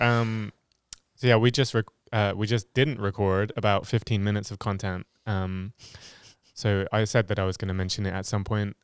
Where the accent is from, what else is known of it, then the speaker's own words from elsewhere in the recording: Hampshire, South East England, United Kingdom; moved away as an adult; now in Ohio, United States; I am from England, specifically Hampshire in England, in, on the south coast, and I've lived in Ohio for nearly four years